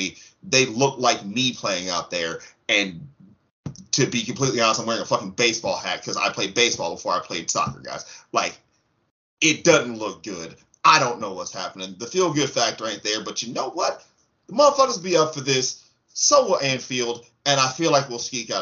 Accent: United States; I'm an American

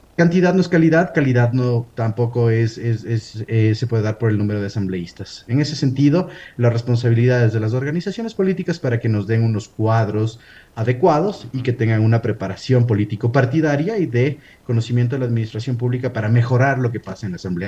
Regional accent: Ecuador

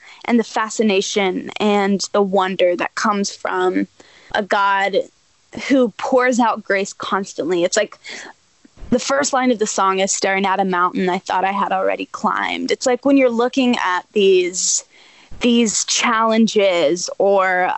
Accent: Nashville, Tennessee, United States; I'm born and raised in Nashville

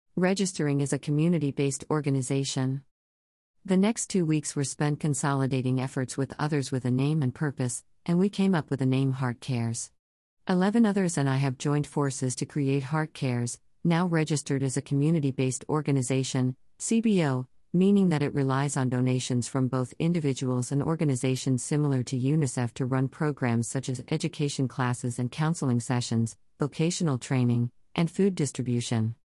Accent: New York City, New York, United States; I grew up in New York City in America

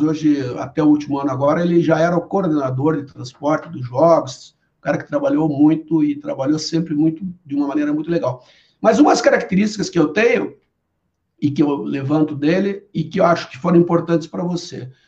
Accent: Brazil; como brasileiro

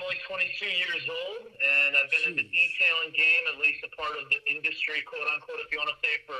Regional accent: Illinois, United States; born there; moved away as an adult; now in Arizona, United States; I was born in the Chicagoland area, and me and my family moved

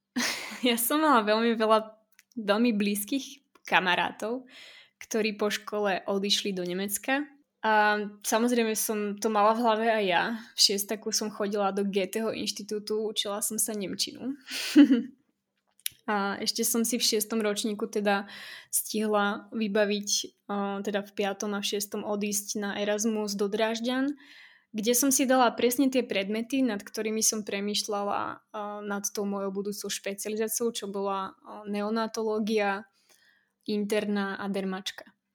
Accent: western Slovakia, Slovakia; moved away as an adult; now in Prague, Czech Republic; pochádzam zo západného Slovenska z malej dedinky a momentálne 10. rok žijem v Prahe

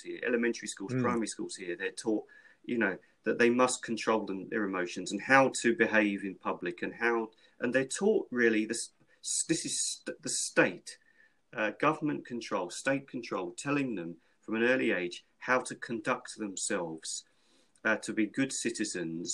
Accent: London, United Kingdom; growing up in London when I was a child, you had to be streetwise

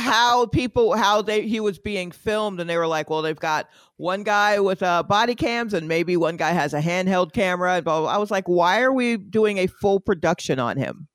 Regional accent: Atlanta, Georgia, United States; I am from Atlanta

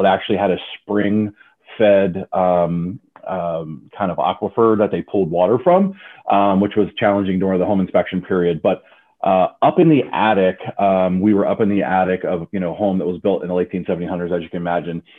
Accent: Frederick, Maryland, United States; I was born and raised in the Frederick, Maryland area

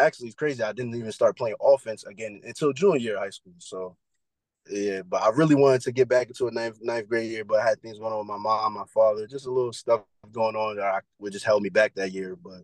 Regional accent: New York City, New York, United States; moved away as an adult; I'm from Brooklyn, New York

